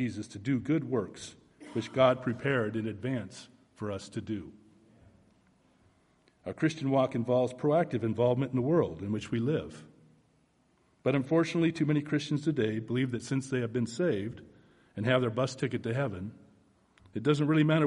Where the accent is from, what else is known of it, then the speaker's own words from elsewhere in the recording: Oregon, United States; moved away as an adult; now in Texas, United States; I was born and raised in the Northwest in Oregon